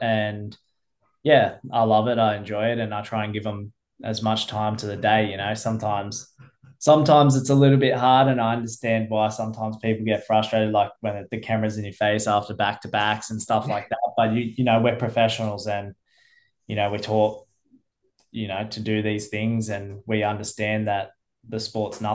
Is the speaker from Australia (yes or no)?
yes; New South Wales, Australia; moved away as an adult; now in Queensland, Australia; I was from New South Wales